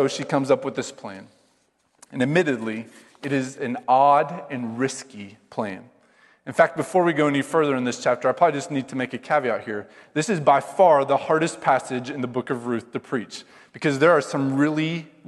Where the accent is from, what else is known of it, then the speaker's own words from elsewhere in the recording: Iowa, United States; I grew up in Iowa